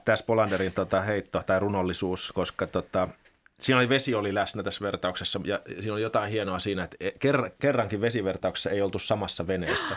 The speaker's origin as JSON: {"language": "Finnish", "country": "Finland", "also_born_or_lived": "Belgium", "said": "me suomalaiset"}